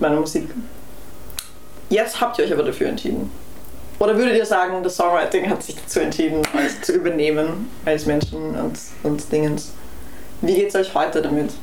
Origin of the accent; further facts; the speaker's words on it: Vienna, Austria; ich bin in Wien aufgewachsen